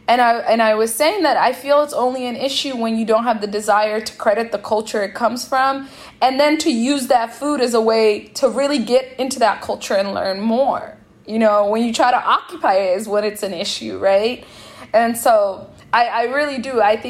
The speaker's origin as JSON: {"language": "English", "town": "Seattle", "region": "Washington", "country": "United States", "tie": "born or raised there", "said": "And by home, I mean like growing up in Seattle and eating a lot with Ethiopians and Eritreans."}